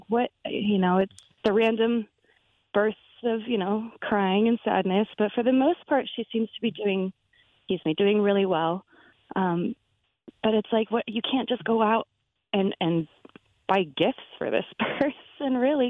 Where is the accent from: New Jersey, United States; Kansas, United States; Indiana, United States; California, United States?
California, United States; Tahoe; We're from Tahoe.